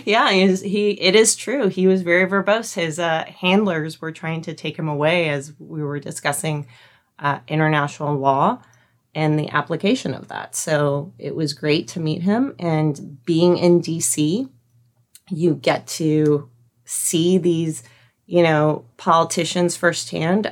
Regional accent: Albuquerque, New Mexico, United States; moved away as an adult; also born or lived in California; I grew up in Albuquerque

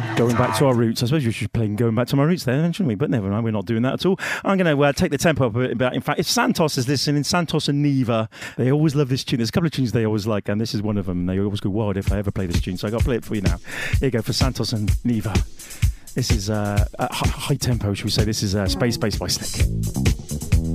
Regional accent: Bristol, South West England, United Kingdom; I'm from Bristol

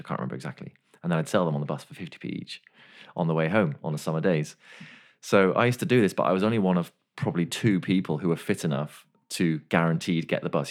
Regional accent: Machynlleth, Wales, United Kingdom; I was born in Wales, Machynlleth Hospital.

